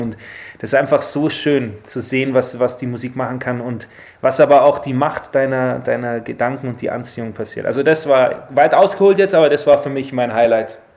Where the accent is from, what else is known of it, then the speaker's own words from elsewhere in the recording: Rosenheim, Bavaria, Germany; also born or lived in Australia; wir sind in Rosenheim geboren